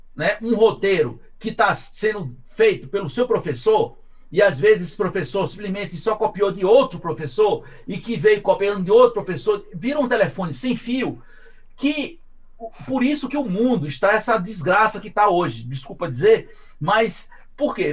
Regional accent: Brazil; porque eu sou brasileiro

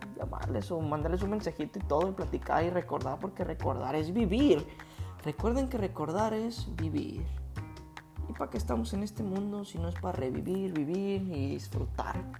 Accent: Guadalajara, Jalisco, Mexico; crecí en, un bueno, yo soy de Guadalajara y crecí en dos colonias diferentes

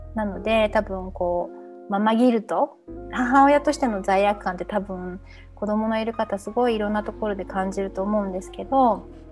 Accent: Tokyo, Japan; moved away as an adult; also born or lived in Barcelona, Spain; 私は東京出身

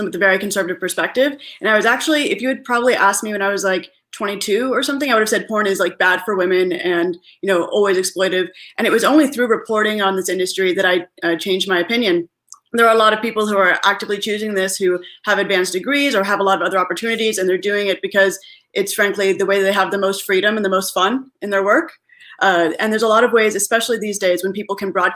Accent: California, United States; moved away as an adult; also born or lived in Israel / New York; I'm originally from California

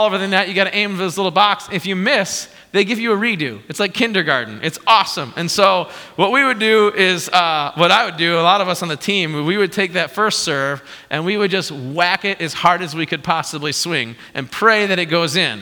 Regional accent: Morris, Illinois, United States; moved away; I grew up in Morris, Illinois. My folks still live where I grew up in Morris

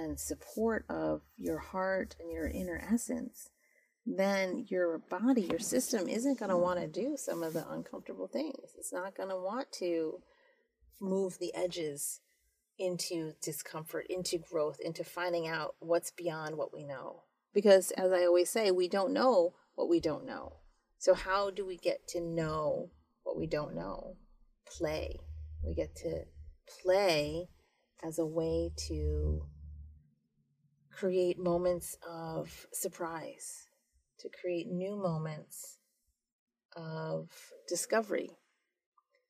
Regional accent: United States; I was born and raised here

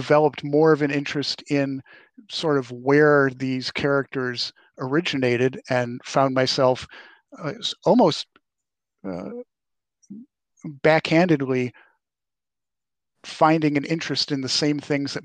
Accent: Rochester, New York, United States; now in Minnesota, United States; I'm originally from Rochester, New York, where I grew up

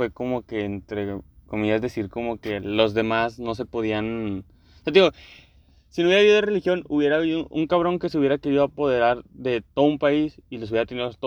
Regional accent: Mexico

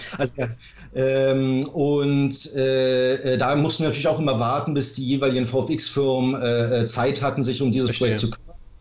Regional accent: Berlin, Germany; also born or lived in Ludwigsburg; ich bin tatsächlich geborener Berliner

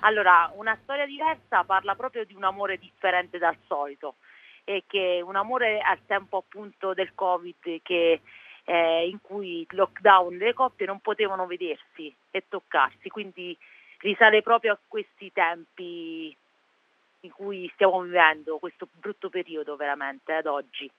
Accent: Pollutri, Abruzzo, Italy; sono di Pollutri, un piccolo paesino in provincia di Chieti

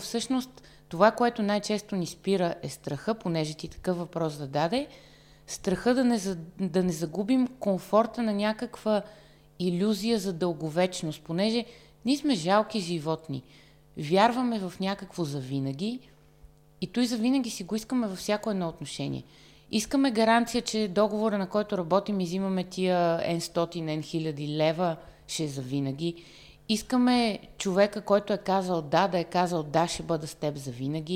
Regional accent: Varna, Varna Province, Bulgaria; moved away as an adult; now in Sofia, Bulgaria; във Варна, в родния ми град

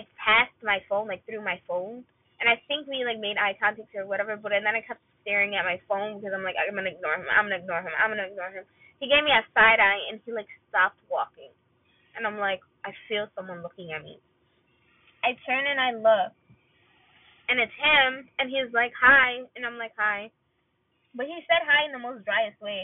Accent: Palestine; I was from Palestine.

